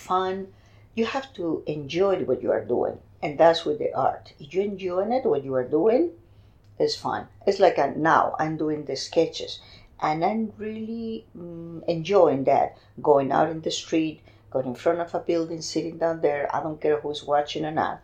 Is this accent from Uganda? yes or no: no; Madrid, Community of Madrid, Spain; moved away as an adult; also born or lived in New Jersey; now in Miami, United States; Madrid. I'm from Madrid.